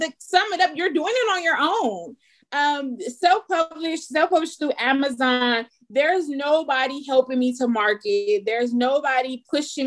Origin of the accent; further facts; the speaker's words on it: Los Angeles, California, United States; I'm from Los Angeles